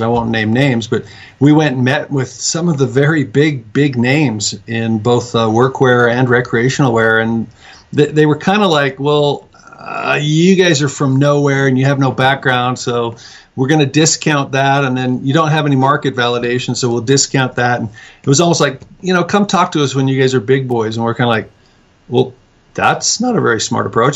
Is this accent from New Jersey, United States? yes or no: no; Salt Lake City, Utah, United States; moved away as an adult; now in Mount Pleasant, United States; I was originally from Salt Lake